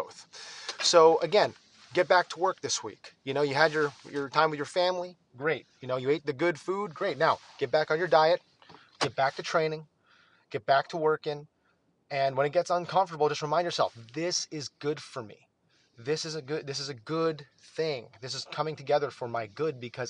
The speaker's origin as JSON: {"language": "English", "region": "Northeast", "country": "United States", "tie": "born or raised there", "also_born_or_lived": "New York/New Jersey area", "moved": "yes", "lives_now": "Texas, United States", "said": "it's actually winter here in Texas, and I grew up in the Northeast"}